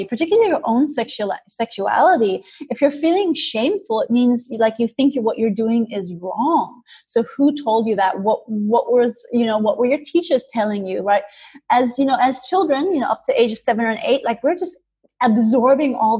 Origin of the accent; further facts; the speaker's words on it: India; moved away; I grew up in India